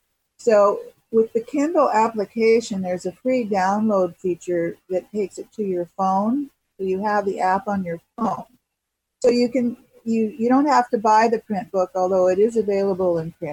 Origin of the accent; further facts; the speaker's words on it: Los Angeles, California, United States; I'm from Los Angeles and, you know, I've been here all these years, but it's a home base for me.